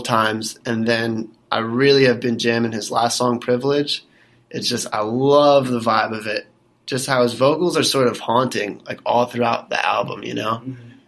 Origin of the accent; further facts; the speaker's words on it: Mays Landing, New Jersey, United States; I am 21 from Mays Landing, New Jersey. And if you don't know where that is, it's right outside Atlantic City